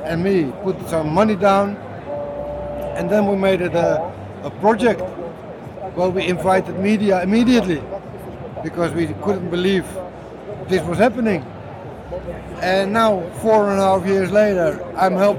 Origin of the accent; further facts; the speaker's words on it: Amsterdam, North Holland, Netherlands; I loved growing up in Amsterdam